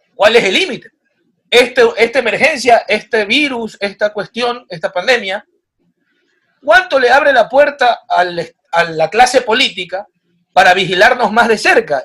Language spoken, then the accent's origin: Spanish; Machala, El Oro, Ecuador; en Machala, yo soy de Machala